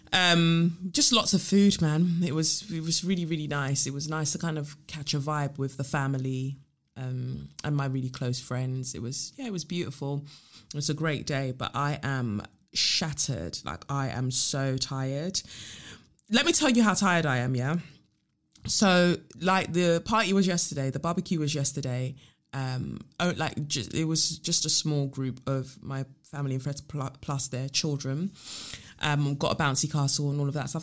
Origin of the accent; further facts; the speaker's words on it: London, United Kingdom; growing up in South, we've just got a spec, like, a specific type of humor